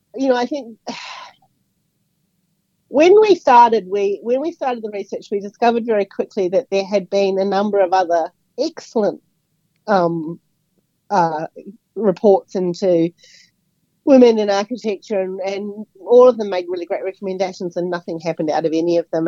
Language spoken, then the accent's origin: English; Auckland, New Zealand; moved away as an adult; also born or lived in Wellington / Brisbane; now in Australia; I grew up in Auckland